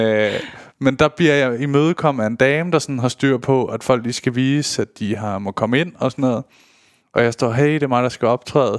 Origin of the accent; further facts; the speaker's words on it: Køge, Zealand, Denmark; jeg er jo fra Køge